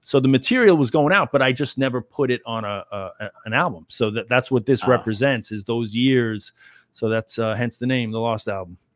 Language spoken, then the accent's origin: English; New York, United States; I was from New York too